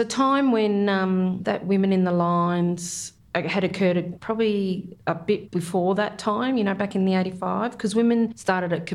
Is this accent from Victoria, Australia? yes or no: yes; Victoria, Australia; also born or lived in Corryong / Birregurra / Geelong; I was born in Corryong in Victoria, which is at the bottom of the Snowy Mountains there